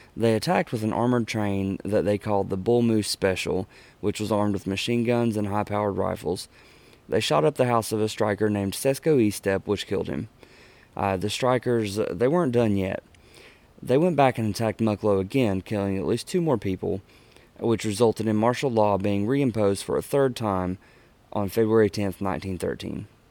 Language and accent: English; Huntington, West Virginia, United States; in my hometown of Huntington, Barbersville